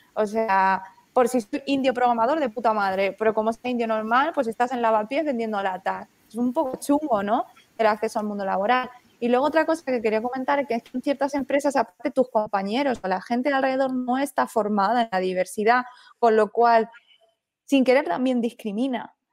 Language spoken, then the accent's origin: Spanish; Spain; somos españoles, pero no del todo